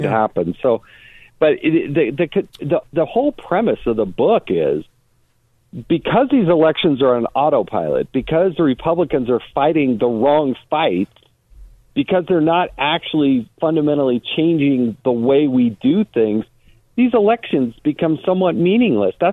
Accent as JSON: {"language": "English", "region": "Utah", "country": "United States", "said": "I'm from Utah."}